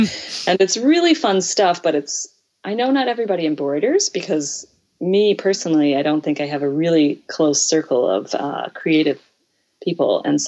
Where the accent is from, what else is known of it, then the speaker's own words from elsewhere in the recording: Deep South, United States; I grew up in the Deep South and everything is monogrammed.